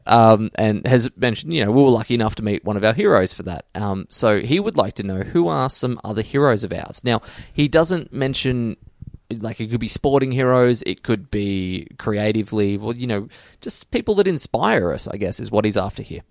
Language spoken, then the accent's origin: English; Geelong, Victoria, Australia; I'm from Geelong